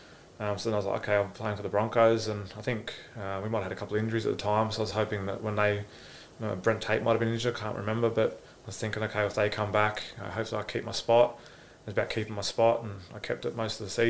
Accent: Gold Coast, Queensland, Australia; I'm from the Gold Coast

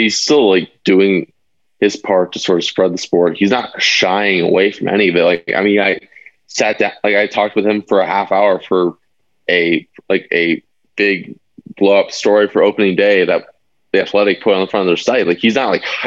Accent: Arizona, United States; now in Southern California, United States; I grew up in Arizona

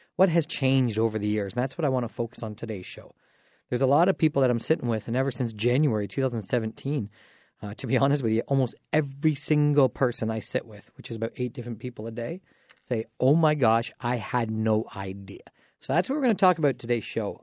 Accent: Dorchester, Ontario, Canada; I'm from Dorchester

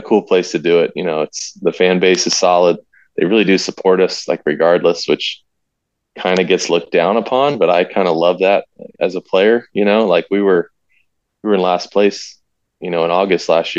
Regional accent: North Carolina, United States; I'm from North Carolina

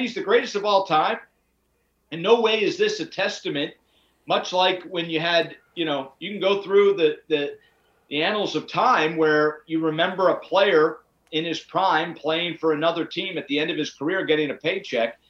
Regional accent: Pittsburgh, Pennsylvania, United States; I'm from Pittsburgh

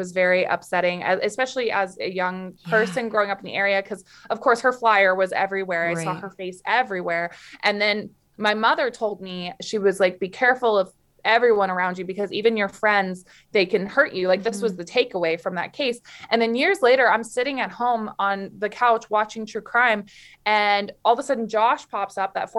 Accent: Florida, United States; born there; also born or lived in Canada; I was born in Florida, but I've lived most of my life in Canada. Now I'm back in Florida.

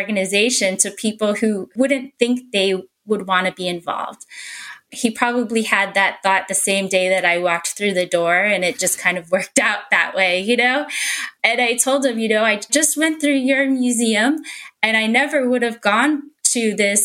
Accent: Houston, Texas, United States; also born or lived in Midland; I grew up in Houston

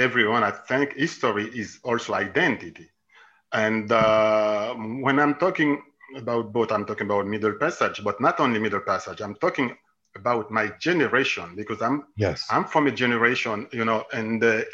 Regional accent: Haiti; moved away as an adult; also born or lived in Italy / Jerusalem, Israel / Switzerland / Germany; I was born and I grew up in Haiti.

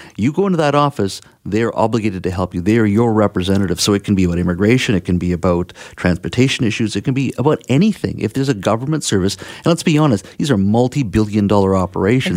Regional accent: Williams Lake, British Columbia, Canada; my hometown of Williams Lake

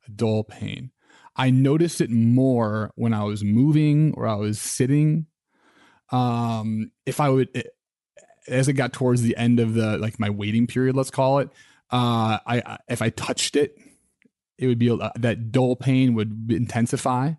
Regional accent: Midwest, United States; I grew up in the Midwest

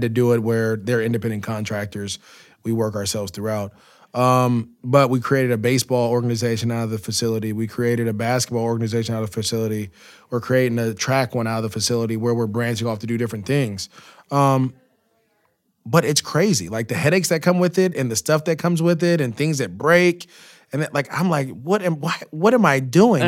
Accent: Antioch, California, United States; moved away as an adult; also born or lived in Jacksonville / Los Angeles; growing up in the Bay Area, playing youth football in Antioch, to go on to De La Salle

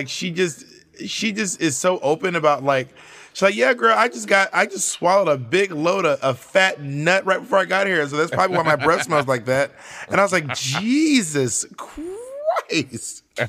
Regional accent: New York City, New York, United States; I'm from Washington Heights

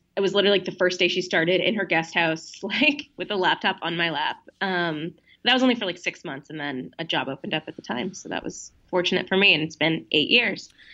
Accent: East Coast, United States; moved away as an adult; now in Los Angeles, United States; growing up on the East Coast

